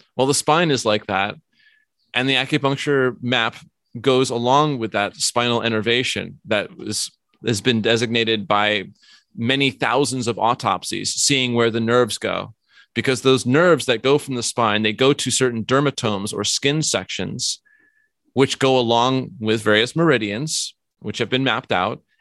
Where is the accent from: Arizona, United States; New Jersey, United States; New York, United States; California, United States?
New York, United States; moved away; also born or lived in Vermont; I grew up in New York